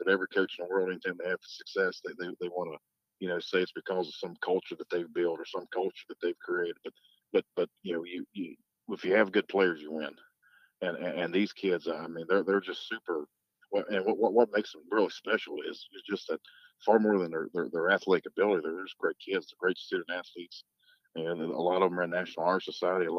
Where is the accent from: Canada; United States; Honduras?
United States; Clay; moved away; I'm from Clay. I'm not from around here